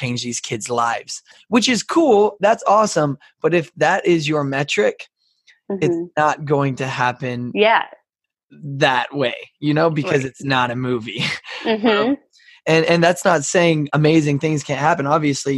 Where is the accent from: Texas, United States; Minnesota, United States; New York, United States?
Texas, United States; I'm from a desert. I'm from the desert of Texas